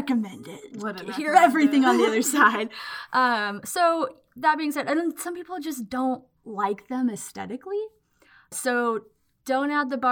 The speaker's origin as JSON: {"language": "English", "town": "Waco", "region": "Texas", "country": "United States", "said": "I'm from Waco, Texas"}